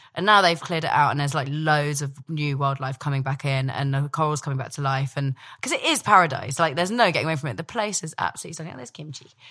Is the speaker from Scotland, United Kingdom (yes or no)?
yes; Dumfries, Scotland, United Kingdom; also born or lived in London; when I was born in London, three weeks old, scooped up to Scotland, which my, my family are all from, and, uh, my, we had a big house in, uh, Dumfries.